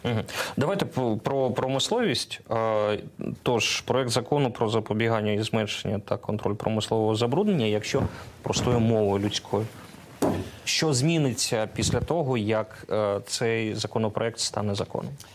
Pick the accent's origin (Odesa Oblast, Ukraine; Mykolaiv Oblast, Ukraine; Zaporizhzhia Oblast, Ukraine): Zaporizhzhia Oblast, Ukraine; Zaporizhzhia; Я з Запоріжжя.